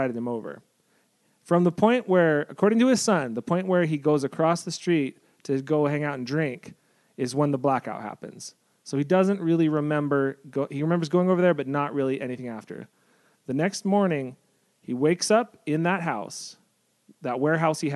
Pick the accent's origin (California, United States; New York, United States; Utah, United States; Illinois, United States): Utah, United States; Salt Lake City; moved away; also born or lived in San Diego; I'm from Salt Lake